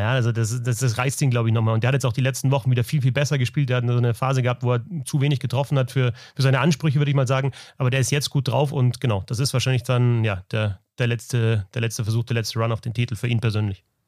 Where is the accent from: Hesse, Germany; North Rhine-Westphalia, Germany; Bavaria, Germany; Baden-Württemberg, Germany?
Bavaria, Germany; Munich; moved away; ich bin hier aufgewachsen in der Gegend